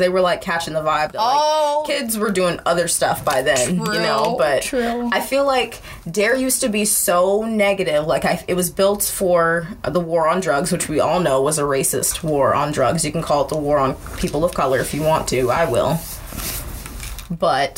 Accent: California, United States; moved away; I grew up in California, so it was like a lot of black kids, a lot of Hispanic kids

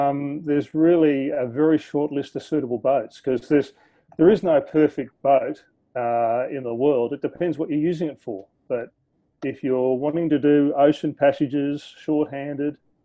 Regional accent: Australia; accent: Aussie; from my accent, you'll hear that I'm an Aussie. I'm currently landlocked in Sydney.

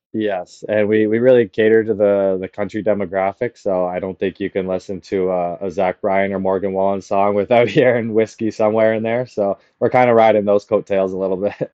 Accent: Caledon, Ontario, Canada; I grew up in Palgrave

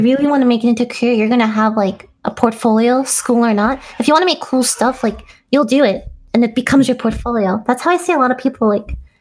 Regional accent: New Jersey, United States; moved away as an adult; also born or lived in New York; now in California, United States; I was in New Jersey

